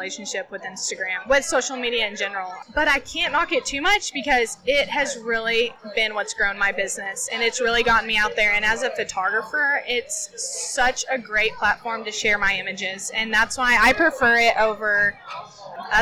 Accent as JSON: {"language": "English", "region": "West Texas", "country": "United States", "tie": "born or raised there", "said": "growing up in Texas, in West Texas, the Southwest"}